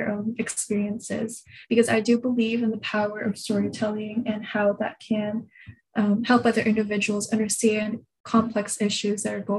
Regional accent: Japan; now in Canada; So just a little bit about me. I grew up in Japan and moved around a lot. I lived in Canada for some time and then moved to the States before coming back to Canada again.

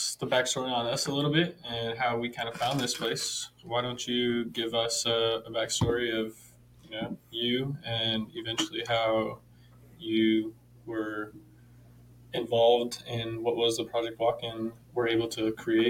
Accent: Northern California, United States; moved away as an adult; now in Southern California, United States; I grew up in Northern California. I came down to Southern California to go to University of Laverne

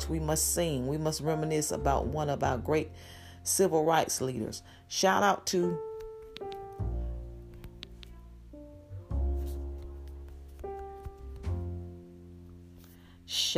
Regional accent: Greensboro, North Carolina, United States; We grew up in Greensboro, North Carolina, and we lived in the projects.

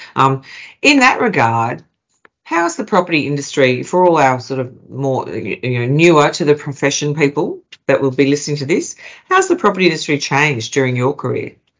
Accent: Queensland, Australia; now in Melbourne, Australia; I'm a Queenslander that's moved to Melbourne.

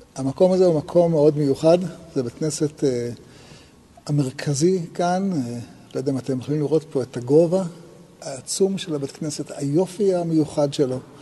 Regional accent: Israel; נולדנו בישראל

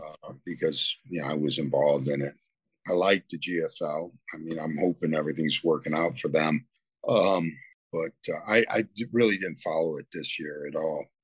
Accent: Toledo, Ohio, United States; moved away as an adult; now in Hennef, Germany; I grew up in Toledo

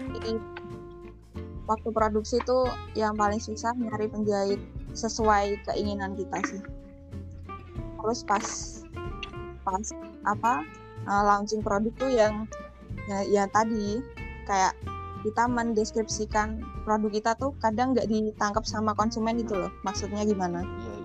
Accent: Pati, Central Java, Indonesia; Aku dari Pati, Jawa Tengah

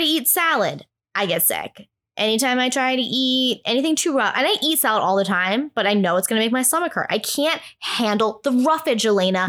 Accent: New England, United States; moved away; also born or lived in New York; I'm from New England

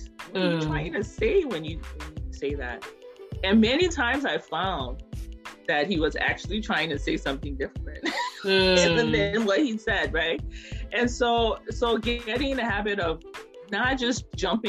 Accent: Liberia; now in Minnesota, United States; I'm originally from Liberia, West Africa.

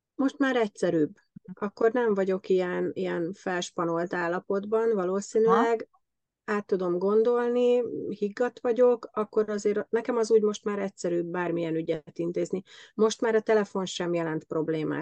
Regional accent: Hungary; moved away as an adult; now in Germany; mi hárman magyarok vagyunk

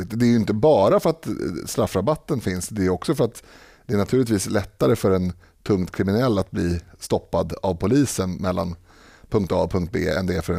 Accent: Stockholm, Stockholm County, Sweden; born or raised there

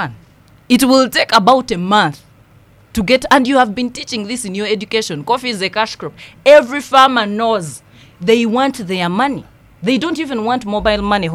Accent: Nyabushche, Western Region, Uganda; I come from Nyabushche

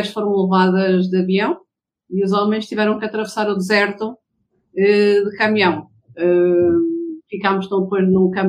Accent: Lobito, Benguela, Angola; born there; Nasci em Lubito, Angola.

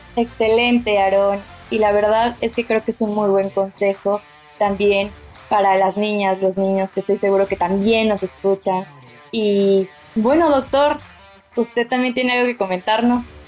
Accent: Veracruz, Mexico; soy jarocha. Mi infancia la viví en Veracruz, al lado del mar.

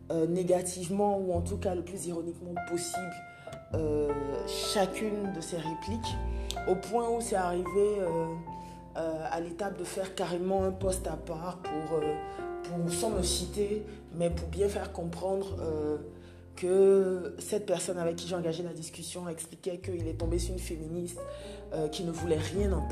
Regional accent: Côte d’Ivoire; Donc je rappelle que je suis ivoirienne en Côte d'Ivoire

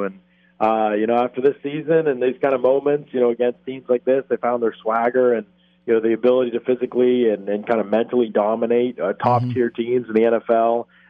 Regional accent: Pittsburgh, Pennsylvania, United States; I grew up outside of Pittsburgh

